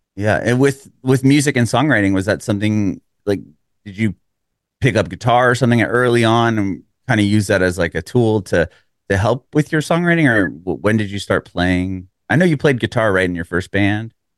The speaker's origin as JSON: {"language": "English", "town": "San Diego", "region": "California", "country": "United States", "moved": "as an adult", "lives_now": "Nashville, United States", "said": "I'm originally from San Diego, and, uh, my family and I moved here a little over three years ago"}